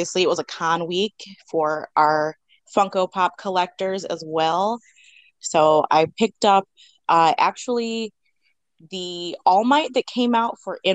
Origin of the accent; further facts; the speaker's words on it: Chicago, Illinois, United States; I am from the Chicago area